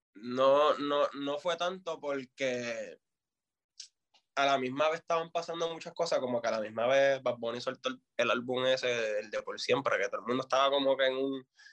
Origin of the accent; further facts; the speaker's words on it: Fajardo, Puerto Rico; also born or lived in Vieques; yo vengo de Vieques y de Fajardo